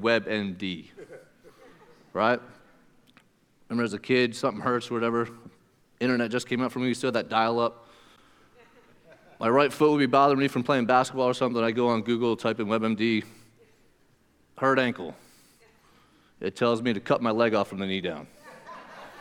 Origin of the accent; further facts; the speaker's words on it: Pennsylvania, United States; moved away; where I come from Pennsylvania